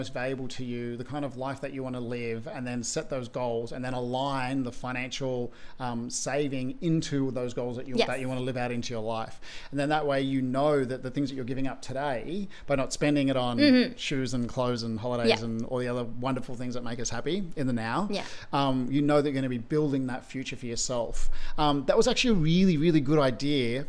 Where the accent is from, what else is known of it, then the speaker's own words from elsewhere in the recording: Sydney, New South Wales, Australia; I grew up in Western Sydney